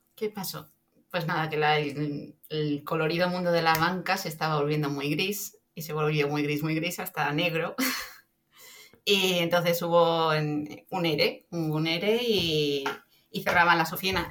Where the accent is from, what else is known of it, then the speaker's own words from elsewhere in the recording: Extremadura, Spain; Soy extremeña de pura cepa.